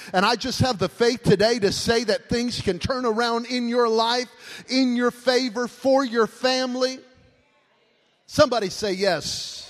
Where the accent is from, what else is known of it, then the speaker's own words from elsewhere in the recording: Las Vegas, Nevada, United States; I'm from Vegas, forgive me.